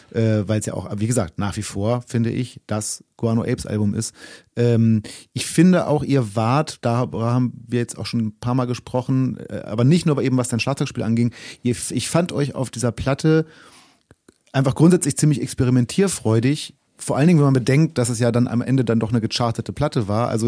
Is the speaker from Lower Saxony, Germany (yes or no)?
yes; Braunschweig, Lower Saxony, Germany; born or raised there